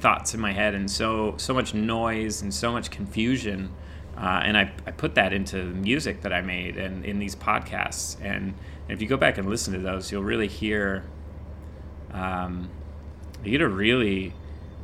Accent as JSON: {"language": "English", "region": "Indiana", "country": "United States", "tie": "born or raised there", "moved": "as an adult", "lives_now": "Los Angeles, United States", "said": "I grew up in Indiana, went straight to makeup school, and right after makeup school, I went straight"}